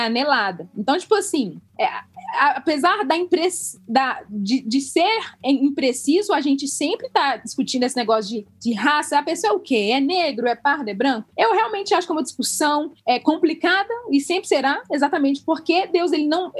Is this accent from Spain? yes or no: no; Angola; now in Brazil; eu sendo angolano